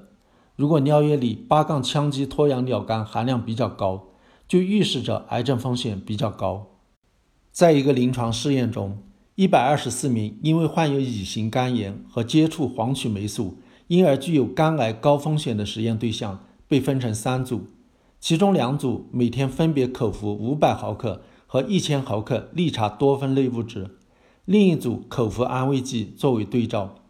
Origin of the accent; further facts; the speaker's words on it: Fujian, China; 在我老家闽南，茶叶干脆被称为茶米。